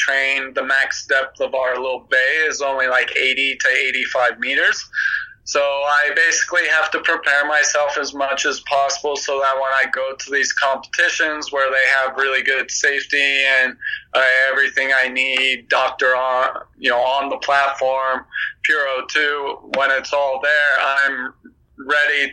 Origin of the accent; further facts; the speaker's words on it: California, United States; I'm from California